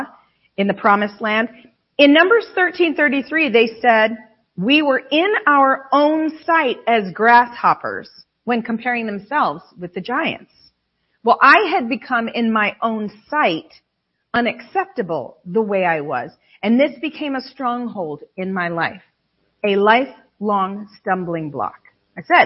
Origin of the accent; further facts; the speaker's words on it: Western New York State, United States; we're from Western New York State.